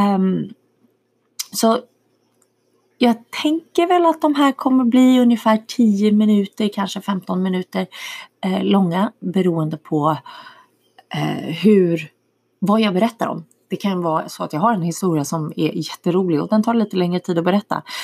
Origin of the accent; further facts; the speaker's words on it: Danderyd, Stockholm County, Sweden; moved away as an adult; also born or lived in Miami / Switzerland / Vetlanda / Sjöbo, Skåne; now in Texas, United States; jag är uppvuxen i Stockholm, eh, norr om Stockholm, i Danderyd